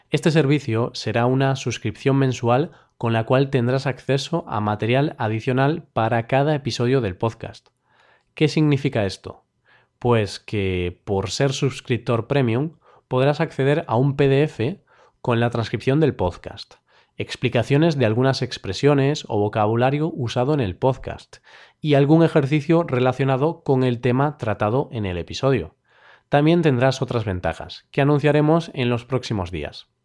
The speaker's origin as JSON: {"language": "Spanish", "town": "Vigo", "region": "Galicia", "country": "Spain", "said": "Celta de Vigo, el equipo de mi tierra."}